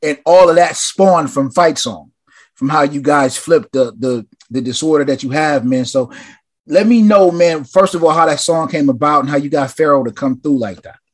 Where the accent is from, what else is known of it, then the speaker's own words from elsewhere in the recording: West Coast, United States; as a West Coast kid